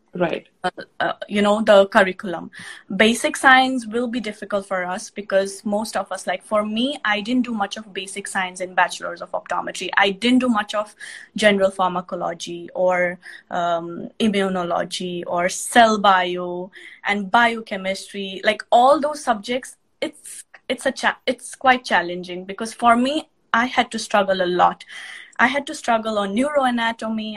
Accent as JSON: {"language": "English", "country": "Nepal", "moved": "as an adult", "lives_now": "United States", "said": "I am from Nepal"}